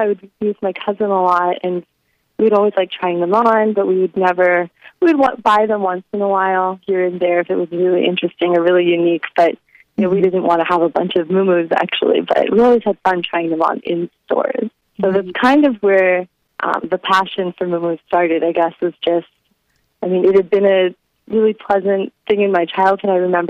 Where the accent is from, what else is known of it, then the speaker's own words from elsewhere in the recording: Hawaii, United States; I think after we became a state, we were all so excited. We were kind of getting caught up in being so American. And there was this huge decline in our local identity in Hawaii.